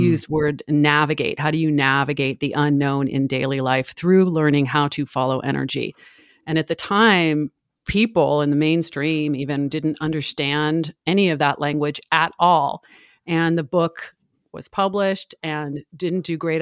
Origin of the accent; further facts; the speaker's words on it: San Francisco, California, United States; I'm from San Francisco. Um, I have spent most of my life there